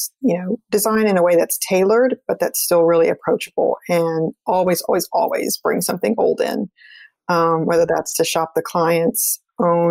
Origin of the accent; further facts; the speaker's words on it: South Texas, United States; moved away; also born or lived in Washington, D.C. area / Brazil; I grew up in South Texas